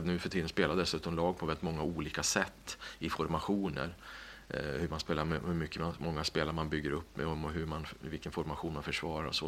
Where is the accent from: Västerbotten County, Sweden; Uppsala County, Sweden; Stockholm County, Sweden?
Uppsala County, Sweden; Skutskär; När jag växte upp i Skutskär